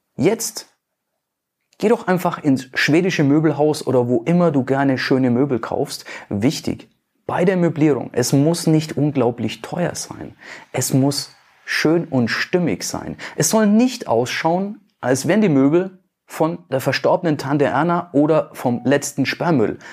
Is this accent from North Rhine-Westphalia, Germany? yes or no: no; Nuremberg, Bavaria, Germany; bei uns in Nürnberg, in Bayern